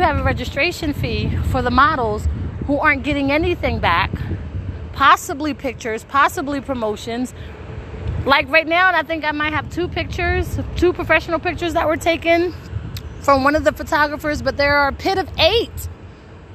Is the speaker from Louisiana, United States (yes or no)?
no; Wilmington, Delaware, United States; I am from Wilmington, Delaware